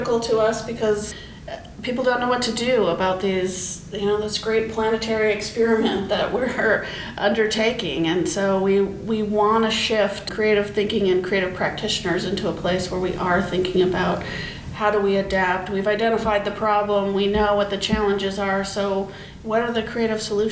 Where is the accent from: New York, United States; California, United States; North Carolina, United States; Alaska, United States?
Alaska, United States; Anchorage; When I grew up in Anchorage, we would have a lot of snow by Halloween